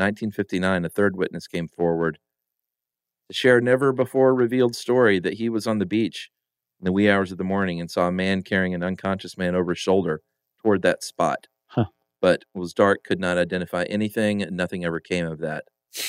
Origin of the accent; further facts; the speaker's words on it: New Jersey, United States; I'm from New Jersey